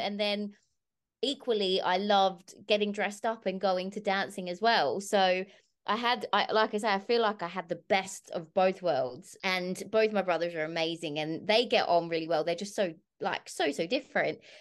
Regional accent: Bunbury, Western Australia, Australia; my hometown of Bunbury

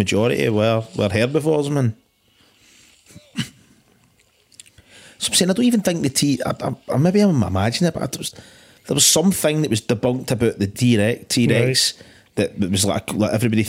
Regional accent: Scotland, United Kingdom; It's part of being Scottish

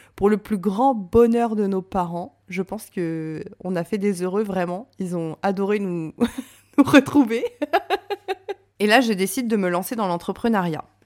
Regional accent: Reims, Grand Est, France; moved away as an adult; Je suis rentrée à Reims parce que je suis originaire de Reims

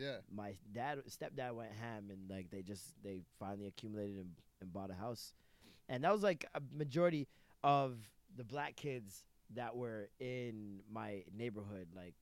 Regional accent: Toronto, Ontario, Canada; also born or lived in Jamaica; I loved Scarborough, and I didn't see the reason why we were moving until we moved

